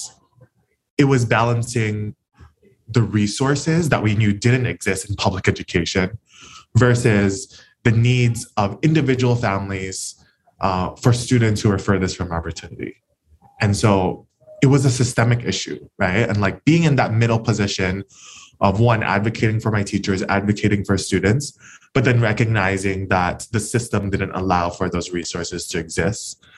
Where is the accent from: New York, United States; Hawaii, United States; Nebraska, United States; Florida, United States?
Hawaii, United States; Honolulu; Born and raised in Kalihi